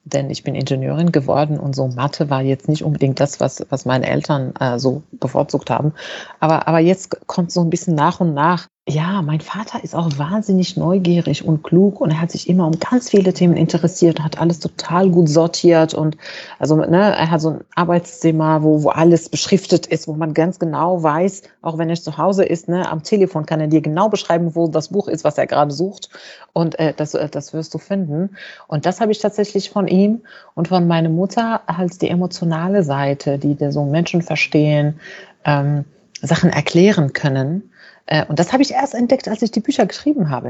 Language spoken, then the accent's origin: German; Fez, Fès-Meknès, Morocco; moved away as an adult; now in Germany; also ich bin in Fes geboren und aufgewachsen. Das ist eine Stadt in Marokko